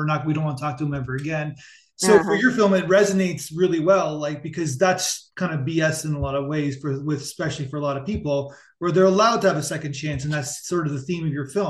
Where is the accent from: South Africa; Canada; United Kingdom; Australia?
Canada; So I grew up in Canada